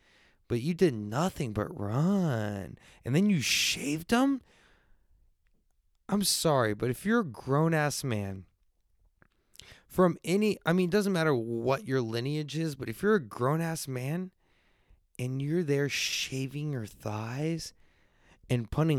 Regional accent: San Antonio, Texas, United States; I'm from San Antonio, but I grew up with the good stuff.

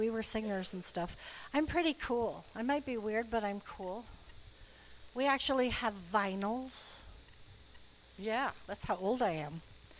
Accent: DR Congo; also born or lived in Ireland; I grew up in Congo, like I said. Then we grew up in Ireland. Then I was growing up in Ireland when we had the music ministry.

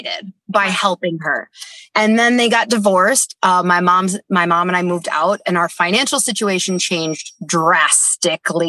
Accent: Dana Point, California, United States; also born or lived in Mission Viejo; we lived like 10 minutes from Disneyland.

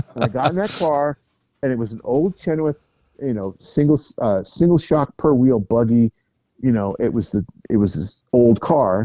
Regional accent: United States; I'm from America

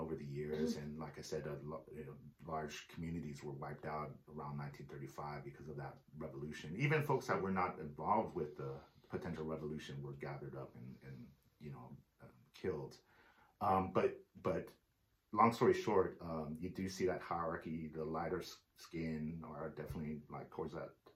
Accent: San Francisco, California, United States; I was born in San Francisco

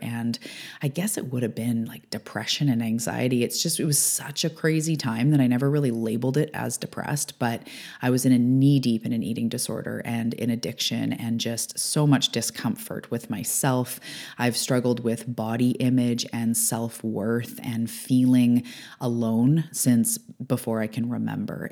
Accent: Canada; I'm a Canadian

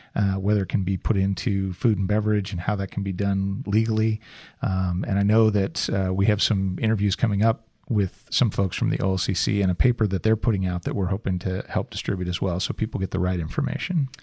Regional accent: Salem, Oregon, United States; my hometown of Salem

